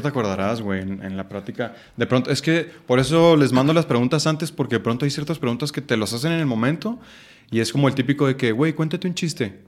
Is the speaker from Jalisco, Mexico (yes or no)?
no; Chihuahua, Mexico; moved away as an adult; now in Mexico City, Mexico; orgullosamente chihuahuense